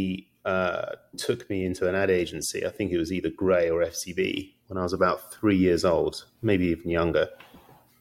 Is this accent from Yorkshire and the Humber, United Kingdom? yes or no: no; London, United Kingdom; now in California, United States; I'm not from California. I'm from London